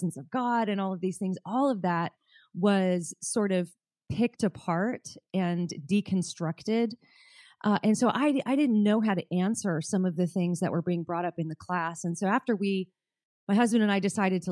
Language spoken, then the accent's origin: English; Southern California, United States; I grew up in Southern California